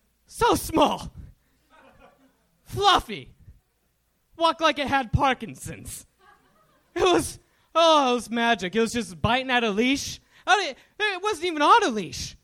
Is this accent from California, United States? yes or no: yes; Visalia, California, United States; Visalia, California.